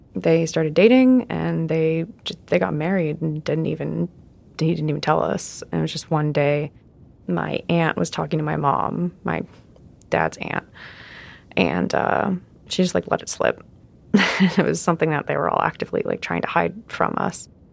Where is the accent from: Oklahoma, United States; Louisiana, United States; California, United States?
California, United States; Southern; also born or lived in Arizona; I was uh, born in uh, Arizona, and then I grew up in Southern California